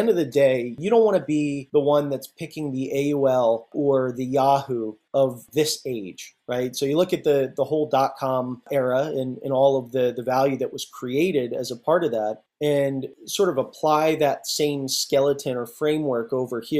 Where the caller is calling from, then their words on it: Oakland, California, United States; I'm out here in the uh, lovely San Francisco Bay, in the, the hills of Oakland, actually.